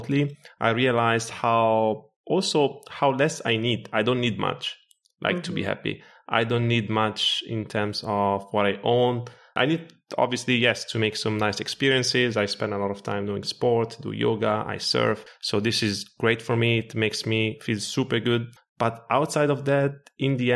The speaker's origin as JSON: {"language": "English", "country": "Italy", "tie": "born or raised there", "also_born_or_lived": "Morocco / Ireland / Portugal", "moved": "yes", "lives_now": "Lisbon, Portugal", "said": "I was born in Morocco. I grew up in Italy. I actually lived in Ireland also for very good years, like 6 years, now in Portugal"}